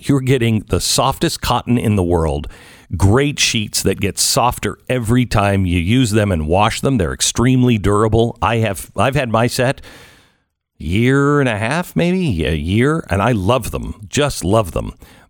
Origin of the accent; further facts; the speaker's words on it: Pacific Northwest, United States; When I was a kid growing up in the Pacific Northwest, I remember these absolute freaks that wanted to be part of Cascadia.